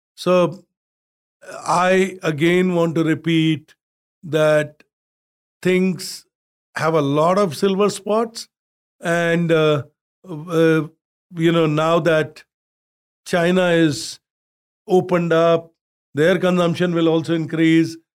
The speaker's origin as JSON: {"language": "English", "country": "India", "tie": "born or raised there", "said": "from where I grew up in India, where the average temperature was forty Celsius"}